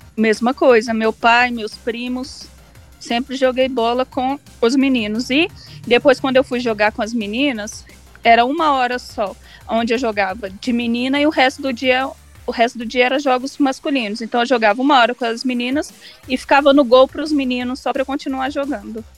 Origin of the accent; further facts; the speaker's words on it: Barroso, Minas Gerais, Brazil; Como eu sou do interior da cidade de Barroso